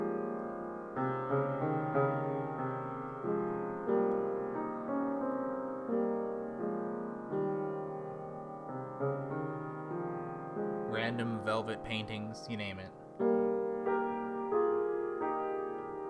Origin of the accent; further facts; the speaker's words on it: Philadelphia, Pennsylvania, United States; moved away; We all thought Philly was pretty cool. The three of us lived there our whole lives up to that point. Or at least I did as a child.